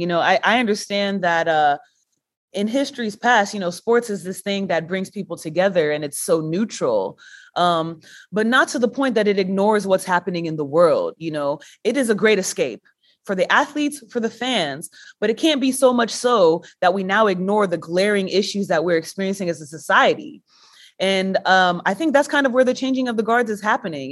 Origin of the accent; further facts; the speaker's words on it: Texas, United States; I'm from Texas